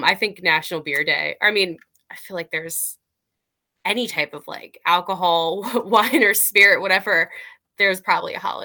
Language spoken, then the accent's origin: English; East Coast, United States; we're from the East Coast